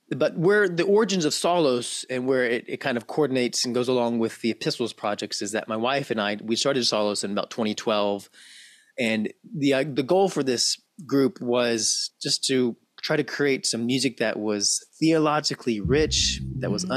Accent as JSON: {"language": "English", "town": "Memphis", "region": "Tennessee", "country": "United States", "tie": "born or raised there", "said": "have born and raised in Memphis, Tennessee"}